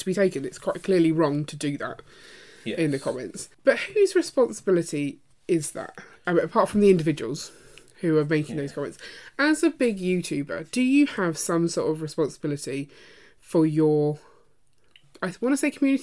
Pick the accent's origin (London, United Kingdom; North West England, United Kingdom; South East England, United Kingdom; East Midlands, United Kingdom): London, United Kingdom; Croydon; I was brought up in Croydon, and Croydon is in Surrey